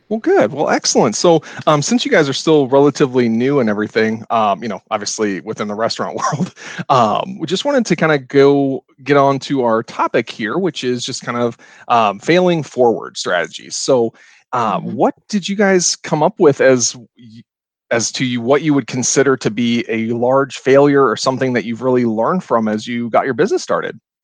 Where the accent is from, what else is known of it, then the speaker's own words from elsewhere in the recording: Ohio, United States; now in Madison, United States; I'm from Ohio originally, but moving up here